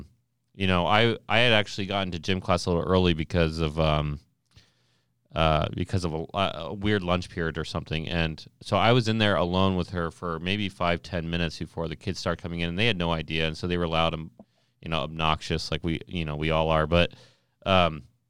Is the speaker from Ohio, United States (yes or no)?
yes; Ohio, United States; I'm from Ohio